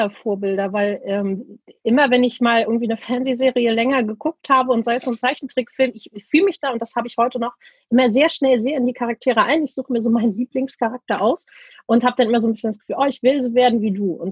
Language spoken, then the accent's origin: German; Laboe, Schleswig-Holstein, Germany; Bin ein äh, gebürtiges Nordlicht, ein sehr glückliches Nordlicht. Und ähm, ja, meine Eltern, äh, wir, also wir haben immer in Labö gewohnt